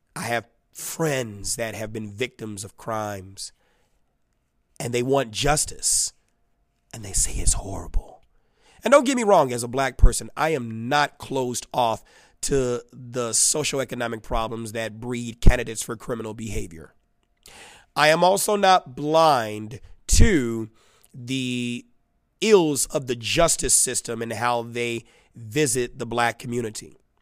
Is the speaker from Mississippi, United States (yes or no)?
no; Chicago, Illinois, United States; I'm the boy from Robert Taylor.